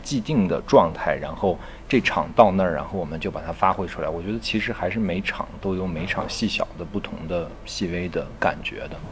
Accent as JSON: {"language": "Chinese", "country": "China", "said": "我们都是中国人"}